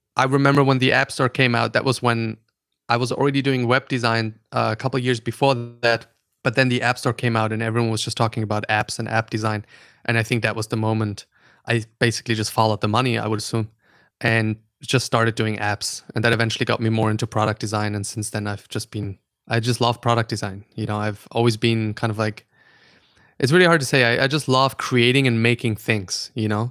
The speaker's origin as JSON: {"language": "English", "country": "Austria", "tie": "born or raised there", "also_born_or_lived": "Germany / Stockholm", "second_language": "English", "moved": "yes", "lives_now": "New York, United States", "said": "I'm, uh, German. Uh, so I'm born in Germany. I grew up in Austria"}